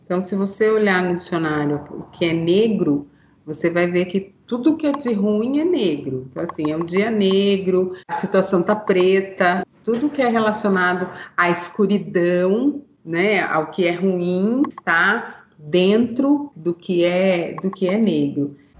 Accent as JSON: {"language": "Portuguese", "region": "São Paulo", "country": "Brazil", "also_born_or_lived": "Salvador", "moved": "as an adult", "lives_now": "Sorocaba, Brazil", "said": "porque eu sou daqui de São Paulo, me mudei para Salvador"}